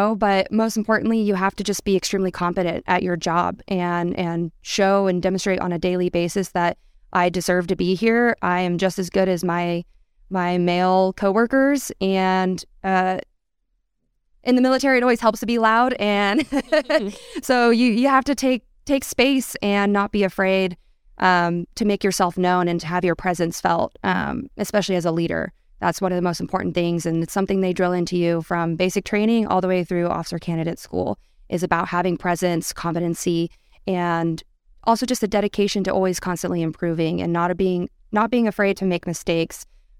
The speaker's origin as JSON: {"language": "English", "town": "Gardnerville", "region": "Nevada", "country": "United States", "tie": "born or raised there", "lives_now": "Reno, United States", "said": "Born and raised in Nevada, I grew up down in Gardnerville and have been here in Reno for the last 8 years now."}